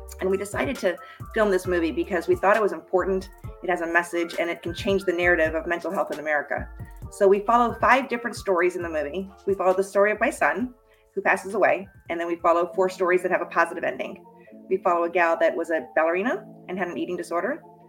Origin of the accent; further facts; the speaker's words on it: Boston, Massachusetts, United States; also born or lived in Colorado; now in Florida, United States; And for the most part, I grew up either in the Boston area or in Colorado. I moved to Florida about 30 years ago